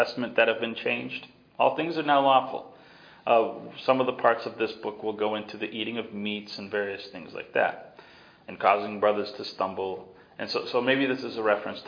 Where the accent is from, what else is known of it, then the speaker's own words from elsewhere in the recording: the East, United States; moved away; I grew up in the East